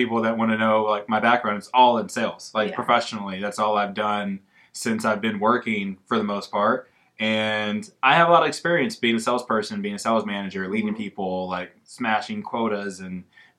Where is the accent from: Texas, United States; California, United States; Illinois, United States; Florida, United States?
Texas, United States; Round Rock; also born or lived in Austin, Texas / Pflugerville, Texas; I'm actually from here. So born in Austin, raised out in Round Rock and Pflugerville.